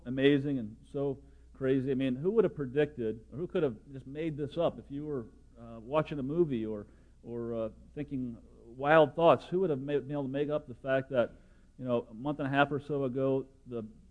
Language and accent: English; Mishawaka, Indiana, United States; moved away as an adult; now in Indianapolis, United States; I'm back near my hometown, growing up in Mishawaka